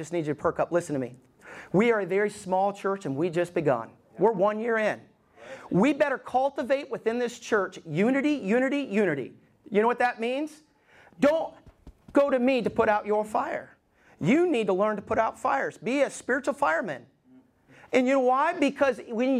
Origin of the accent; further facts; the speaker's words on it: Alabama, United States; moved away; I grew up in Alabama